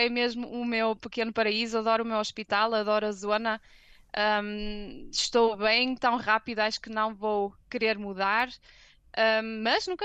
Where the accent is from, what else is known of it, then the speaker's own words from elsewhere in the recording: Germany; born there; Um, eu nasci na Alemanha